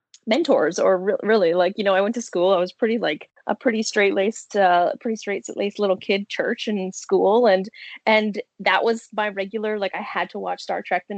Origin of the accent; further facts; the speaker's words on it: Niagara, Ontario, Canada; also born or lived in Kitchener-Waterloo / Brampton / Smithville / St. Catharines; Well, I'm an Ontarian, so Canadian. I was born in Kitchener-Waterloo. My family ended up moving from Brampton to Bramley, but I spent most of my time in Niagara